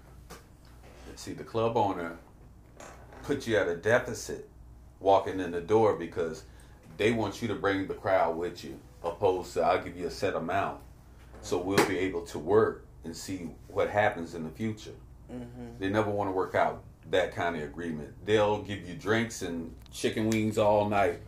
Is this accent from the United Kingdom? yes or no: no; Virginia Beach, Virginia, United States; I'm from Virginia Beach, too, on the Kentsville side